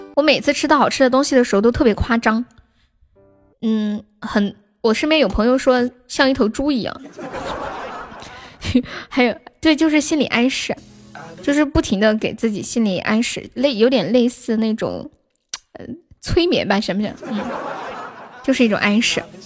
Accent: Sichuan, China; 我四川人口味太重了

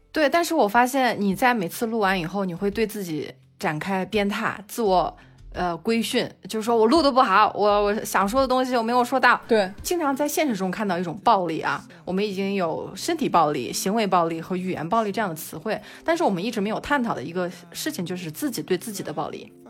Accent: China; 我是一个中国人

